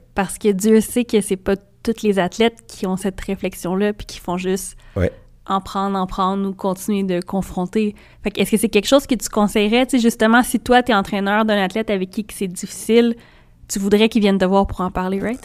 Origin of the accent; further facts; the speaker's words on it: Trois-Rivières, Quebec, Canada; je viens de Trois-Rivières.